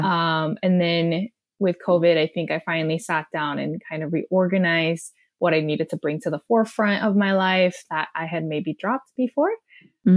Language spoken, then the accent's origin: English; South Korea; English is a second language; moved away as an adult; also born or lived in Austin, Texas / Delaware; now in Los Angeles, United States; I was born and raised in South Korea